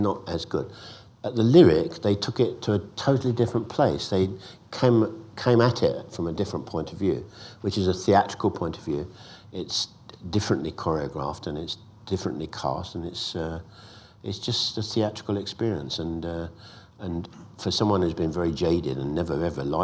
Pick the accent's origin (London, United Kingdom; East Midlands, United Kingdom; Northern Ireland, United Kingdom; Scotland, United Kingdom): London, United Kingdom; when I was growing up in Islington, North London